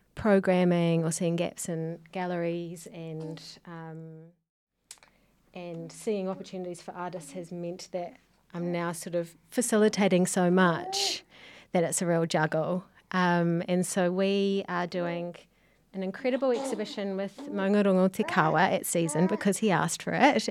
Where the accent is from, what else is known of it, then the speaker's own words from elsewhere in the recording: Whanganui, Manawatū-Whanganui, New Zealand; also born or lived in Manchester, United Kingdom; now in Auckland, New Zealand; I come from Wanganui